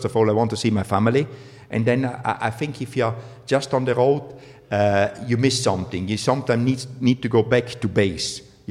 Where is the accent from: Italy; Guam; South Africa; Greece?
Italy; northern Italy; first language German; English is a second language; moved away as an adult; now in Mooresville, United States; I grew up in Italy but speaking German